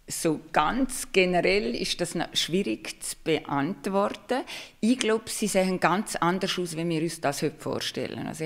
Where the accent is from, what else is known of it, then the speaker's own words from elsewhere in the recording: Liechtenstein; Aber ursprünglich komme ich aus dem Liechtenstein